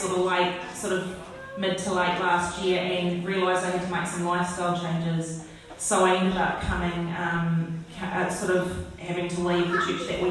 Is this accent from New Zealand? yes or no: yes; New Zealand; moved away as an adult; also born or lived in London; now in Australia; I'm obviously from New Zealand